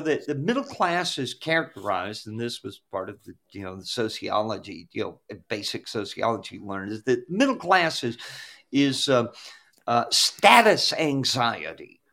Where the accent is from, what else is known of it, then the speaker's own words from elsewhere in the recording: Douglas County, Georgia, United States; I grew up in Douglas County, which suburb